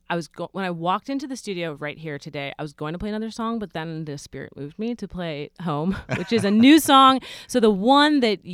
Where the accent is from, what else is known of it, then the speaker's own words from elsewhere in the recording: Philippines; They think I'm Mexican, but I'm Filipino.